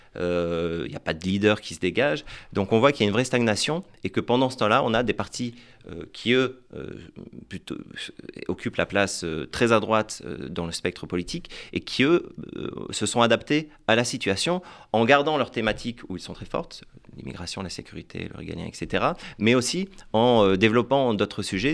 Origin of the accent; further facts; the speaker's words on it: France; en tant que Français